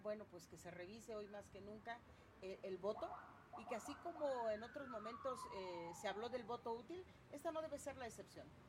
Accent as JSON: {"language": "Spanish", "region": "Puebla", "country": "Mexico"}